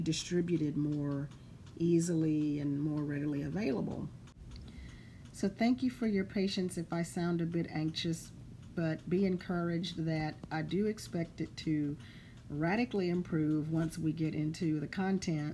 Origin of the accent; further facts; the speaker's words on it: Lake Charles, Louisiana, United States; moved away as an adult; now in Houston, United States; I'm from Southwest Louisiana. I was born in Lake Charles, and I lived in Lake Charles, Louisiana until the age of 27.